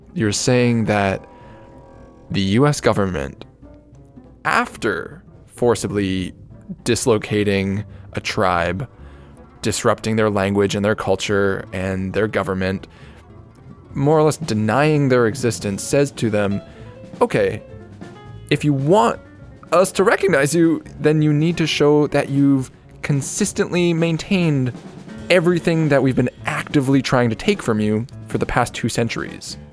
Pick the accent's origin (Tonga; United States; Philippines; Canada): Canada; I'm Canadian